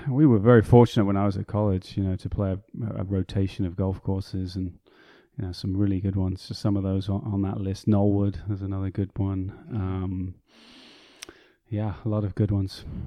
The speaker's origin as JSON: {"language": "English", "country": "United Kingdom", "tie": "born or raised there", "also_born_or_lived": "Chicago, United States", "moved": "as an adult", "said": "where I grew up, just outside of London."}